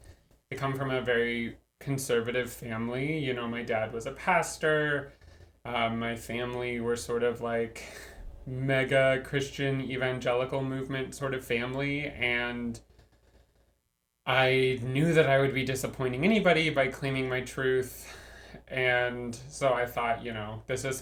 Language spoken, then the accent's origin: English; Southern California, United States; I grew up in Southern California